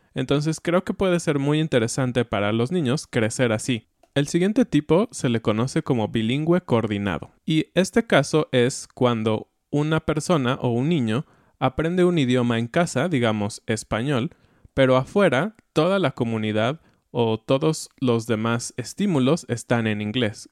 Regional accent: Mexico; accent: Mexican; tengo un acento mexicano, ¿no? En inglés

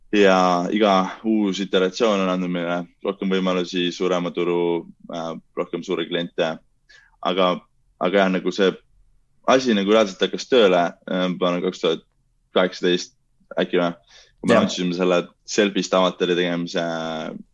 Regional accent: Pärnu, Pärnu County, Estonia; mina ja Kaspar oleme pärnakad

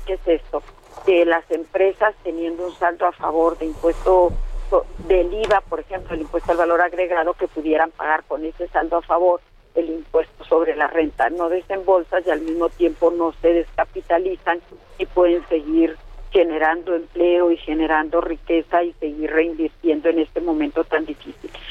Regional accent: northern Chihuahua, Mexico; yo soy del norte de Chihuahua

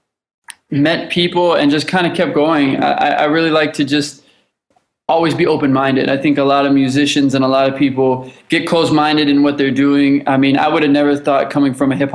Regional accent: Los Angeles, California, United States; I grew up in Los Angeles. I grew up here

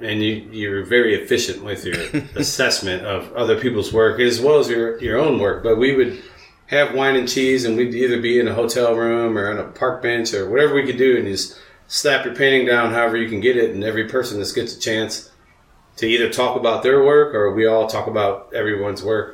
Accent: Missouri, United States; I'm from Missouri

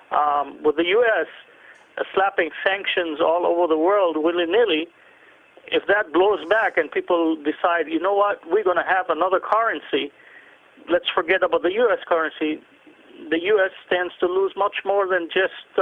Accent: Lebanon; I come from the Middle East, so I track those things down.

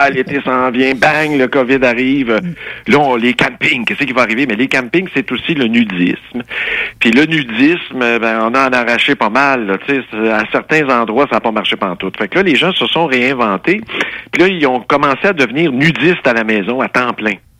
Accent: Saint-Rémy, Quebec, Canada; born or raised there

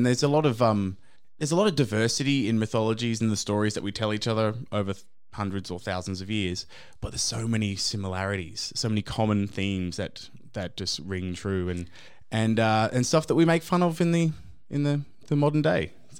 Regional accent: Australia; I grew up in Australia in a very Eurocentric British point of view

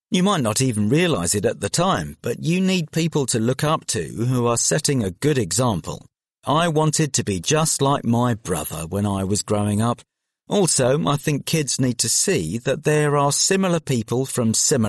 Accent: London, United Kingdom; Well, I grew up in South London, and it was a bit different for me because I didn't go out that much.

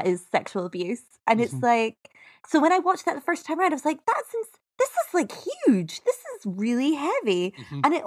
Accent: Scotland, United Kingdom; I'm Scottish, so I say out

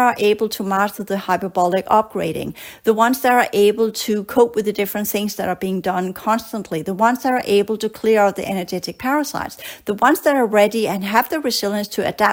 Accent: Denmark; moved away as an adult; also born or lived in Australia; I grew up in Denmark

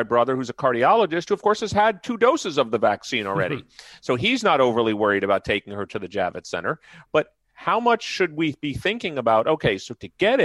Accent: New York, United States; moved away; I grew up in New York. My mother still lives in Manhattan

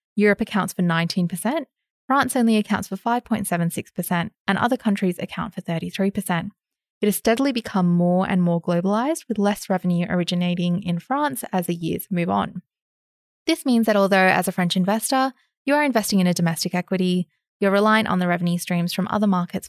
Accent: Australia; As an Aussie investor, this doesn't mean that there are no opportunities

